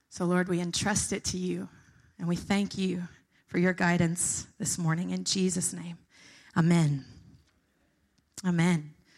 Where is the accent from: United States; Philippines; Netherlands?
United States; the South; moved away as an adult; I'm from the South, not from the North